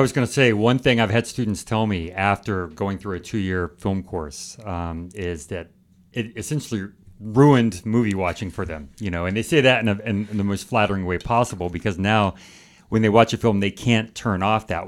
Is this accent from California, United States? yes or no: yes; California, United States; moved away as an adult; also born or lived in Finland / Beijing, China / India; now in Michigan, United States; I'm from California